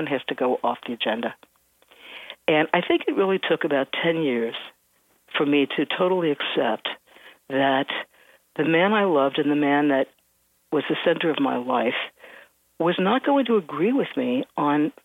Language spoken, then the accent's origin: English; Cincinnati, Ohio, United States; now in New York, United States; I'm from Cincinnati, Ohio. And I mean, I've lived in New York for many years